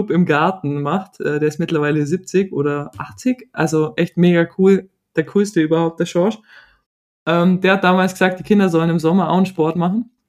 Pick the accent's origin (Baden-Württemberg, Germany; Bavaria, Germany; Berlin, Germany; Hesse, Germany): Bavaria, Germany; Aufgewachsen im Allgäu und noch immer fest dort verwurzelt, ist mir der Kreis meiner Familie heilig.